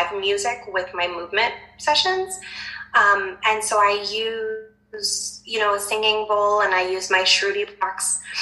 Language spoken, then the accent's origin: English; New Jersey, United States; I'm from Jersey, and so everyone's always using their hands.